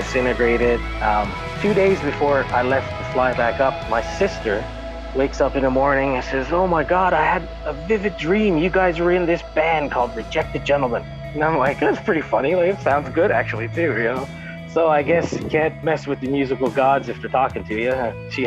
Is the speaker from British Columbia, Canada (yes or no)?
no; Newfoundland and Labrador, Canada; now in Greater Toronto Area, Canada; we're both from Newfoundland